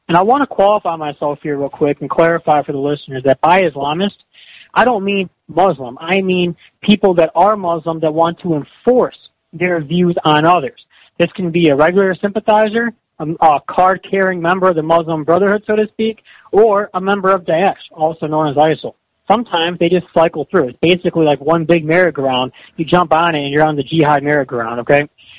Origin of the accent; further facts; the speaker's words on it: Cleveland, Ohio, United States; moved away as an adult; now in Russia; I'm originally from Cleveland, Ohio, graduated from The Ohio State University in 2010, and I moved abroad in 2012 to Poland, and I've been in Russia since 2013